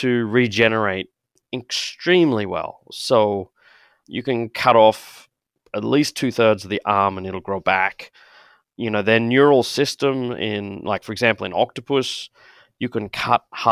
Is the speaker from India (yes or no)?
no; Brisbane, Queensland, Australia; moved away as an adult; also born or lived in Cambridge; now in Minnesota, United States; As you might have guessed from my voice, I'm Australian. So I grew up in Brisbane in Queensland